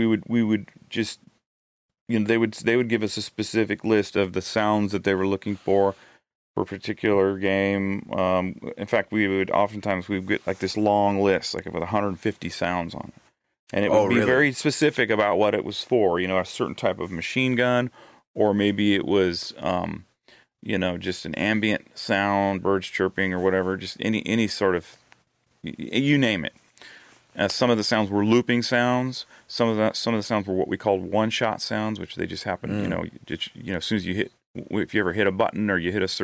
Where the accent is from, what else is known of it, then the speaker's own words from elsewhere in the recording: Eugene, Oregon, United States; moved away as an adult; now in Nashville, United States; my hometown of Eugene